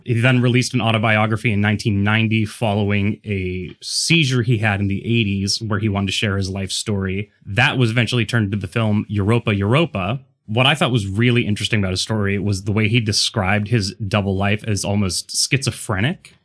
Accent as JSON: {"language": "English", "town": "Pittsburgh", "region": "Pennsylvania", "country": "United States", "tie": "born or raised there", "said": "growing up in Pittsburgh"}